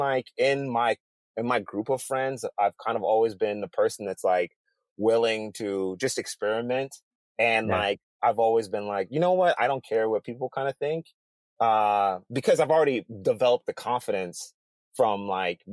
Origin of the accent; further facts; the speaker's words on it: Detroit, Michigan, United States; also born or lived in Bothell, Washington; now in Seattle, United States; I lived in the inner cities of Detroit